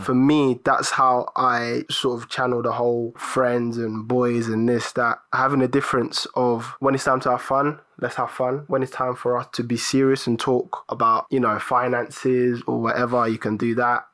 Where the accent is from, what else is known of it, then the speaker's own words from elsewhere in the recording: Cameroon; moved away; I was born in Cameroon.